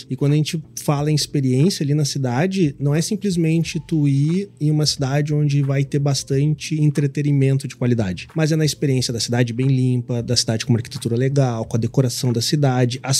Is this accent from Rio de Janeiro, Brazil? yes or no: no; Campo Grande, Mato Grosso do Sul, Brazil; now in Porto Alegre, Brazil; sou lá de Campo Grande, Mato Grosso do Sul, meu pai de, do interior de Goiás, minha mãe do interior de São Paulo. A cidade da minha mãe tem 2 mil habitantes.